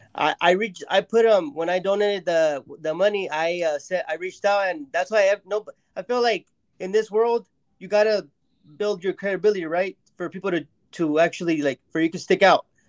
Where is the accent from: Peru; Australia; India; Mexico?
Mexico; I'm from Mexico